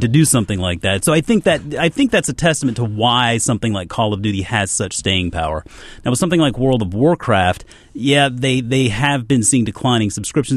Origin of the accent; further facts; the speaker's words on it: Charleston, South Carolina, United States; I grew up in Charleston, South Carolina